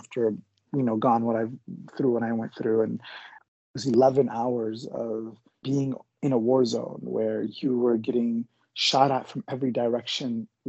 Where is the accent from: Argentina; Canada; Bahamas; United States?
United States; Midwest; I'm an Egyptian American. I grew up in the Midwest most of my life